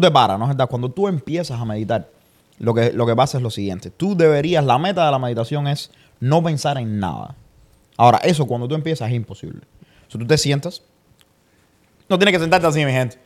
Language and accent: Spanish; Santa Clara, Villa Clara, Cuba; moved away as an adult; now in United States; yo soy de Santa Clara